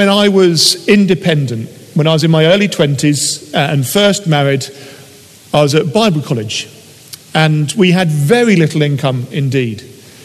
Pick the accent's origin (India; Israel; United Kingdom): United Kingdom; things that we do as British people